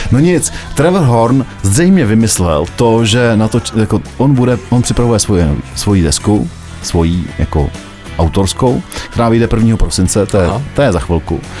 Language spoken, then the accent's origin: Czech; South Bohemian Region, Czechia; Já jsem taky Jihočechem uh, eh, víc než Budějčákem, ale to je jiný příběh.